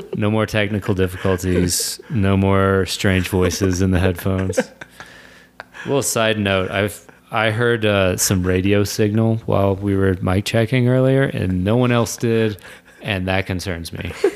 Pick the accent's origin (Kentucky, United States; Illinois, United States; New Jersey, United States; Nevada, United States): Kentucky, United States; moved away; I'm from Kentucky